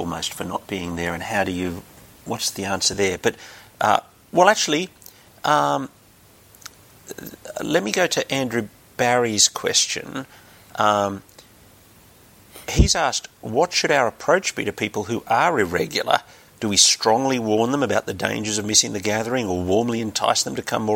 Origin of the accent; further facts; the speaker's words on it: Sydney, New South Wales, Australia; I moved back to Sydney, and I went back to the church of my childhood